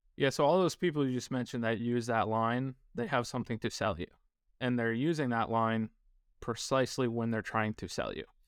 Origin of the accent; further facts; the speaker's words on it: northern New York, United States; moved away as an adult; also born or lived in Kansas; I grew up in a very small, low-income, uh, town in northern New York.